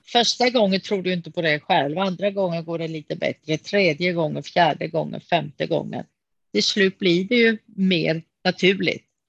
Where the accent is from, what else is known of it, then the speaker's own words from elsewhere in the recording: Kalmar, Kalmar County, Sweden; Jag är ju född i Kalmar av grekiska föräldrar. Så jag har mhm. bott i Kalmar hela mitt liv.